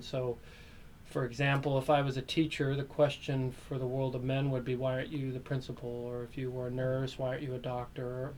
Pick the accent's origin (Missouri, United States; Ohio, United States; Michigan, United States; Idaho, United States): Idaho, United States; Meridian; I grew up in Meridian, Idaho, this small little community just outside of Boise